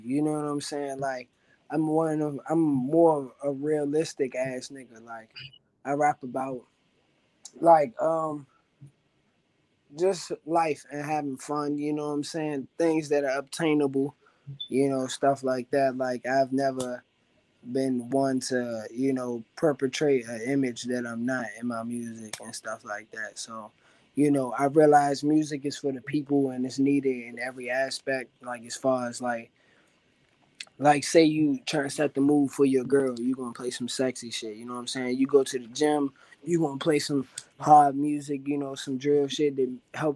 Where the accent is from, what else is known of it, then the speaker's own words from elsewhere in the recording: Washington, District of Columbia, United States; I'm not from Maryland, and I rep D.C. Like, I'm actually from D.C.